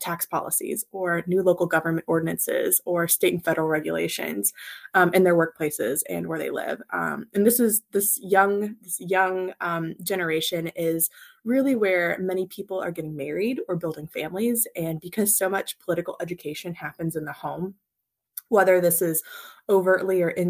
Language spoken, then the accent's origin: English; Kentucky, United States; moved away as an adult; also born or lived in Alabama / Washington, D.C.; born and raised in Kentucky, grew up on a farm, really love my hometown and my home state